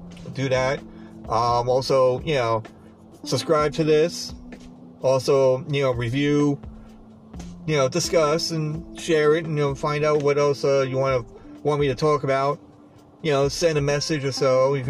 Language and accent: English; Long Island, New York, United States; I'm from Long Island. I know where Amityville is.